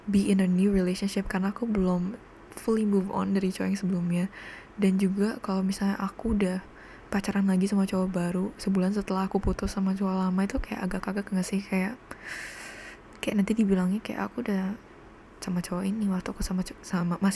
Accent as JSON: {"language": "Indonesian", "town": "Cirebon", "region": "West Java", "country": "Indonesia", "lives_now": "Bali, Indonesia", "said": "karena aku tinggal di Bali dan aku bukan orang sini aku orang Cirebon jadi familyku tuh di Cirebon semua"}